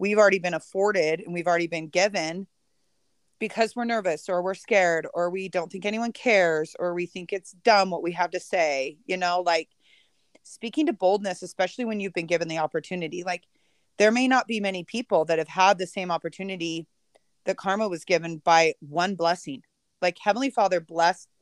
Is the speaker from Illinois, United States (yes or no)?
no; Utah, United States; I live in Utah. I was raised in Utah.